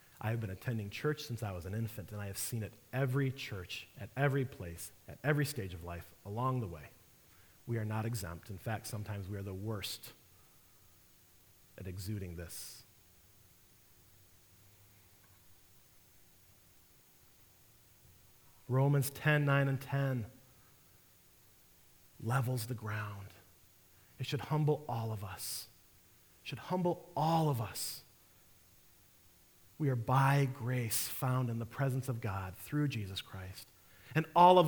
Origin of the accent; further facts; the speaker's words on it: Detroit, Michigan, United States; now in St. Louis, United States; I'm from Detroit